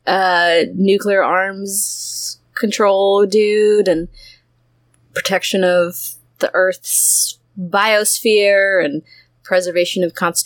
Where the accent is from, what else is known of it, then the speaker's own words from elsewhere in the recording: United States; I'm American